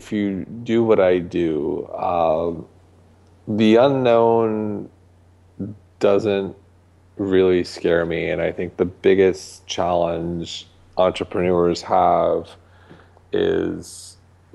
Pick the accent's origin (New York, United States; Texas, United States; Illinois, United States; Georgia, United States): New York, United States; Manhasset; I grew up on Long Island in Manhasset